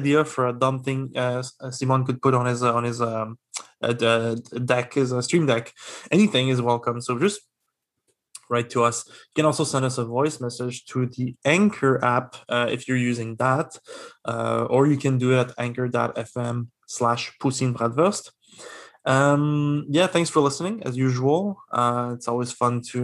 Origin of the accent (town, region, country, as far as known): Quebec, Canada